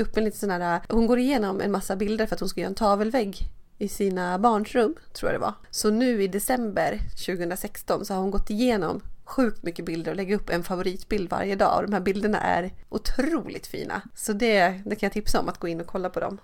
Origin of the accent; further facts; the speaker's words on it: Dalarna County, Sweden; jag är ju uppvuxen i Dalarna